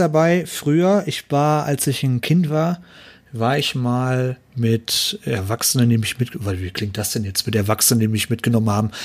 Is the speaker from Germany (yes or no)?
yes; Ruhr area, North Rhine-Westphalia, Germany; ich komme aus Ruhrpott